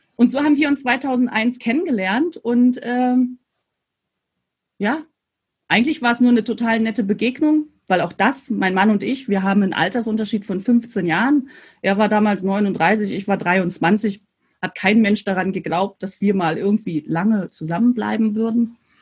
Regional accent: Mecklenburg-Vorpommern, Germany; bin sozusagen an der Ostsee groß geworden. Das heißt, ich habe wirklich meine Hausaufgaben früher am Strand gemacht. Und an der Ostsee heißt, äh, in der, zwischen Rostock und Stralsund

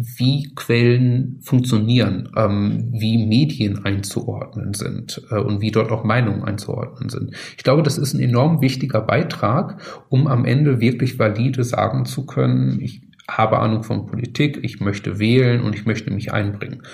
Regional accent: North Rhine-Westphalia, Germany; Ich komme aus, aus Nordrhein-Westfalen, aus Ostwestfalen da in der Ecke

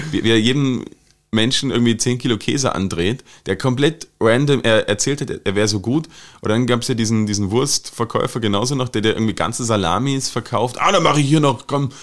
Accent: Germany; now in Austria

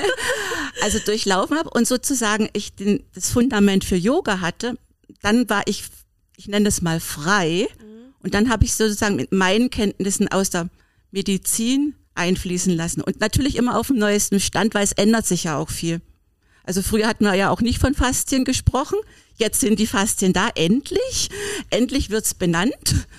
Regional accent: Berlin, Germany; ich komme ja aus Berlin

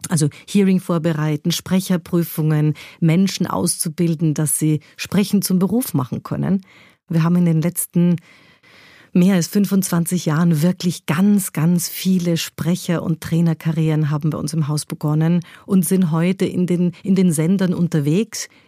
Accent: Munich, Bavaria, Germany; Ich bin in München bei den Großeltern aufgewachsen und das war ja, das war zum Teil ein wilder Haushalt mit einer preußischen Großmutter und einem urbayerischen Großvater.

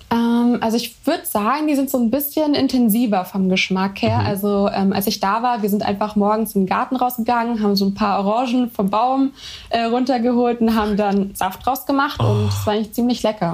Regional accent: Germany; also born or lived in Brazil; ich bin nicht in Brasilien geboren, aber meine Mutter kommt eben aus Brasilien und ähm, ja, ich bin auch bilingual

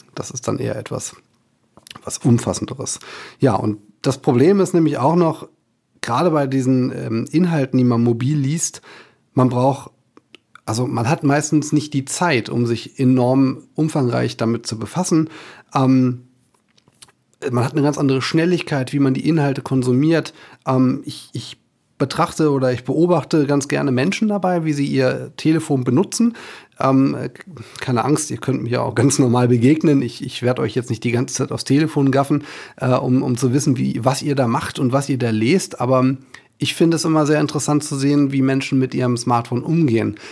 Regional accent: Germany; bei uns in Deutschland

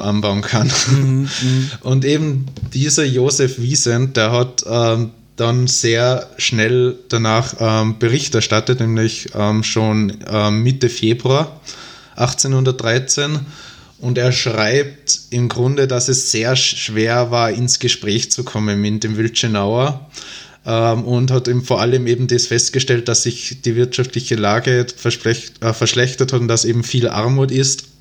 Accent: Tyrol, Austria; accent: Tyrolean dialect; moved away as an adult; now in Vienna, Austria; dass ich ursprünglich aus Tirol stamme. Ähm, ich wohne zwar mittlerweile seit dreieinhalb Jahren in Wien, aber den Tiroler Dialekt, den verliert man, glaube ich, doch nicht.

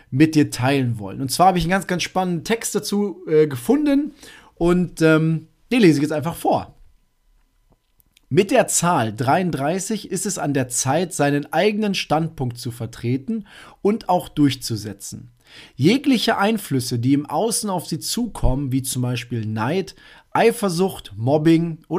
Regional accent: North Rhine-Westphalia, Germany; Ich komme aus Münsterland, da rufen diejenigen, die jetzt gerade zuhören, natürlich schon Yes! Schnapszahl, genau so ist es.

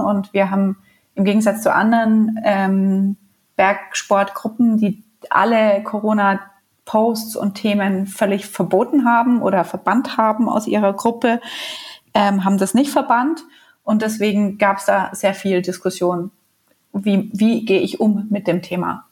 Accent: Bamberg, Bavaria, Germany; now in Munich, Germany; ich komme ja auch nicht aus München oder nicht aus Bergnähe, sondern aus Bamberg

